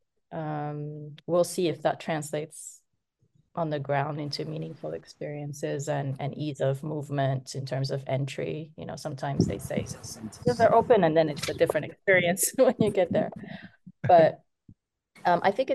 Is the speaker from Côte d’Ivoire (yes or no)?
yes; Côte d’Ivoire; when I was growing up in Ivory Coast